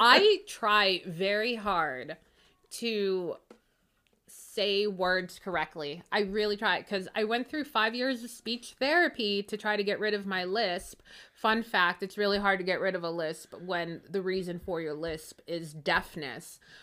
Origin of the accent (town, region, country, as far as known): Pittsburgh, Pennsylvania, United States